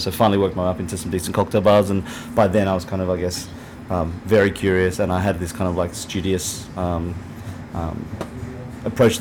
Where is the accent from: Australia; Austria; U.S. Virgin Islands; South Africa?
Australia; moved away as an adult; now in New York, United States; as Australian